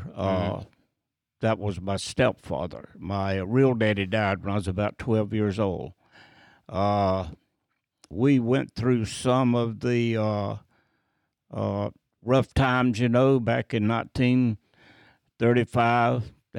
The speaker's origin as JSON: {"language": "English", "region": "North Carolina", "country": "United States", "tie": "born or raised there", "said": "Yeah, North Carolin"}